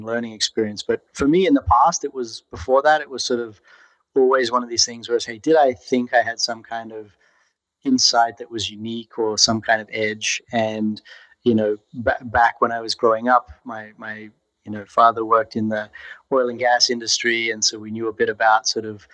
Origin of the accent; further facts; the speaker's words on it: Brisbane, Queensland, Australia; moved away as an adult; also born or lived in Central Australia; now in San Francisco, United States; I grew up in Brisbane